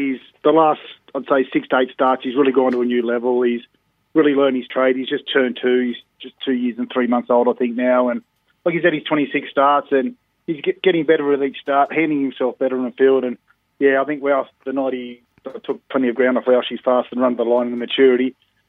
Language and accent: English; Victoria, Australia; born there; My mum says I was born in Victoria